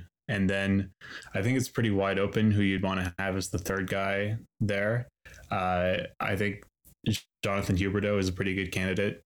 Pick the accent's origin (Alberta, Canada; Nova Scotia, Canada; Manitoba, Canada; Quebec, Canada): Nova Scotia, Canada; I'm from the East Coast of Canada. I'm from Nova Scotia